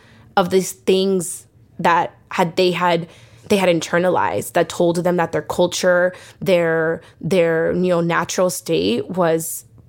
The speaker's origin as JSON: {"language": "English", "town": "Los Angeles", "region": "California", "country": "United States", "tie": "born or raised there", "said": "I definitely attribute my entrepreneurial spirit from growing up in Mid-City, in Pacoima, in these like underprivileged areas that are Black and Brown communities"}